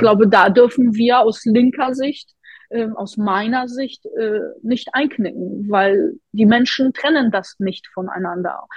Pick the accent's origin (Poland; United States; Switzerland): Poland; now in Hamburg, Germany; Ich komme ja selbst aus Polen